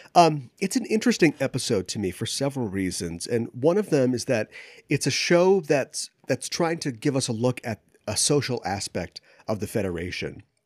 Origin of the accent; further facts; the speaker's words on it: Minneapolis, Minnesota, United States; I grew up in the Twin Cities area, and we don't get too many tornadoes up here